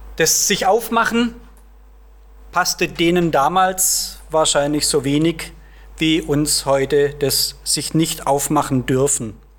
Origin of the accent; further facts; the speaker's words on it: Heilbronn district, Baden-Württemberg, Germany; moved away; In meinem Heimatdorf zum Beispiel, es zählt zum Landkreis Heilbronn